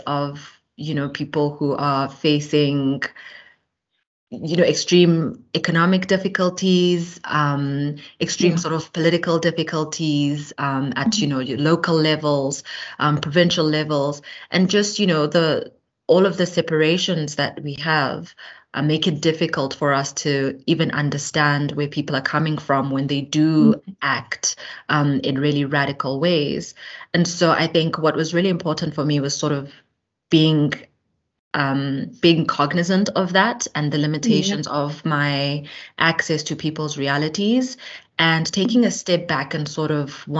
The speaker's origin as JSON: {"language": "English", "town": "Johannesburg", "region": "Gauteng", "country": "South Africa", "tie": "born or raised there", "also_born_or_lived": "Eastern Cape", "said": "I spent a little bit of time in the Eastern Cape, in a rural sort of semi-township in the Eastern Cape, and then moved later on to Johannesburg, where I did my schooling"}